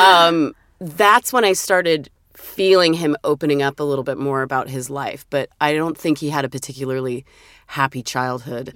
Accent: Vancouver, Washington, United States; also born or lived in Portland, Oregon / Brush Prairie, Washington; I was born in Portland, Oregon, and then when my mother remarried, Dad too, we moved to a city across the river. It's called Vancouver, but it's not Vancouver, British Columbia. It's Vancouver, Washington.

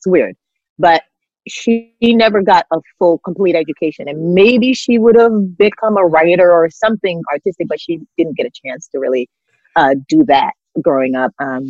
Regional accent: Queens, New York, United States; also born or lived in Jamaica; because the truth is, where I grew up here in America was populated by immigrants and definitely Caribbean people from the Caribbean.

